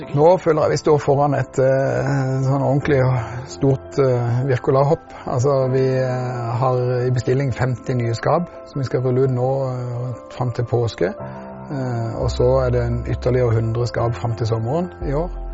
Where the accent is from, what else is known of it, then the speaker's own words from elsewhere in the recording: Grimstad, Agder, Norway; Jeg er fra Grimstad